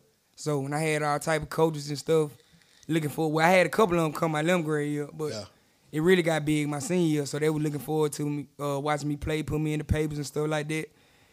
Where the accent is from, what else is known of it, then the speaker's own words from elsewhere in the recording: Tuscaloosa, Alabama, United States; Tuscaloosa, Alabama.